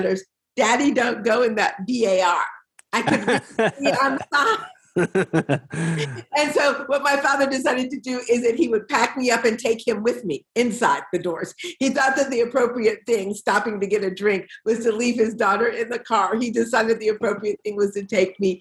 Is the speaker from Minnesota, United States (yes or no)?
no; Detroit, Michigan, United States; moved away as an adult; also born or lived in Washington, D.C. / Nashville; I was born in Detroit. I was born in Black Detroit in 1959